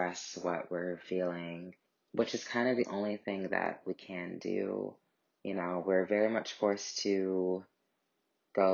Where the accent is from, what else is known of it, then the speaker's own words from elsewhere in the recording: St. Louis, Missouri, United States; moved away as an adult; also born or lived in New York; I'm calling from St. Louis, Missouri